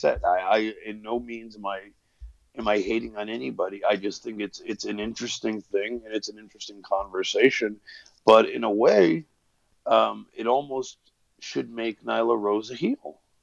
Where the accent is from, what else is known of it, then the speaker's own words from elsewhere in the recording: Waterbury, Connecticut, United States; I was born in Waterbury, Connecticut